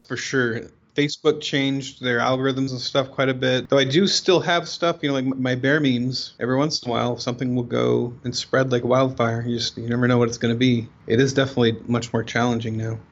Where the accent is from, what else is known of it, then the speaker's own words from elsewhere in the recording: Oregon, United States; I'm from Oregon.